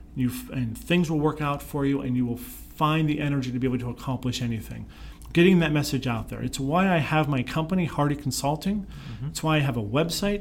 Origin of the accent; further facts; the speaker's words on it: Pittsburgh, Pennsylvania, United States; moved away; I grew up in Pittsburgh